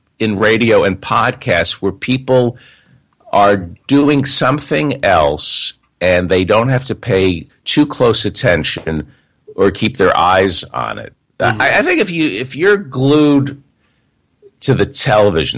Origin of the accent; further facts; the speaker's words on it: New York tri-state area, United States; moved away as an adult; also born or lived in San Francisco; now in Los Angeles, United States; I grew up in the New York tri-state area, moved to San Francisco